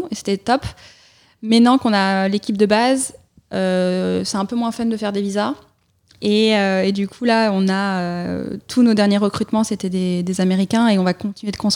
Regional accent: Clermont-Ferrand, Auvergne-Rhône-Alpes, France; born there; also born or lived in South Carolina, United States; Donc moi, je suis née à Clermont-Ferrand

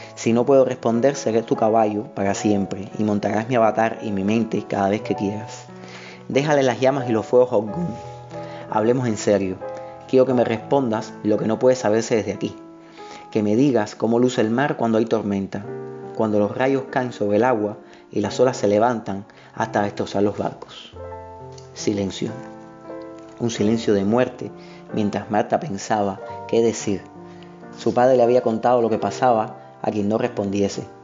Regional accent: Havana, Cuba; soy un escritor de La Habana, de Cuba

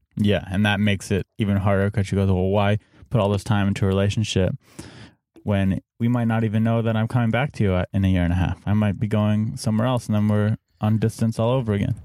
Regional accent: San Diego, California, United States; We're both from Saint Diego.

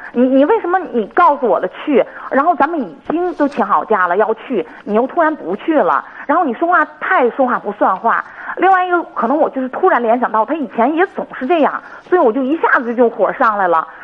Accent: Hebei, China; 我是河北的

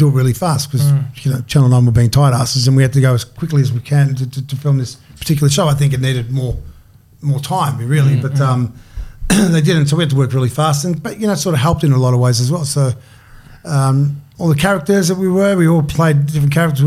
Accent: Melbourne, Victoria, Australia; I grew up in North Carlton

